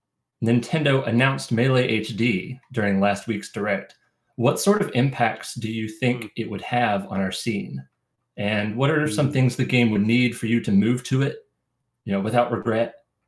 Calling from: Raleigh, North Carolina, United States; I am calling in from Raleigh, North Carolina.

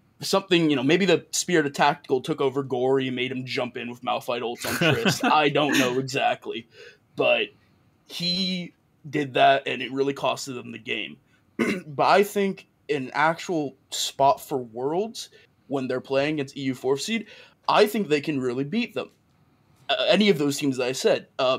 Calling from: Santa Monica, California, United States; I'm calling from sunny Santa Monica.

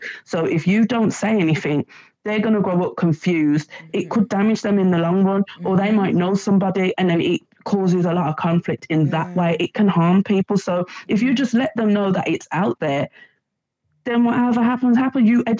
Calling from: Birmingham, West Midlands, United Kingdom; I was just basically going to... Hi, Davina. I'm from Birmingham.

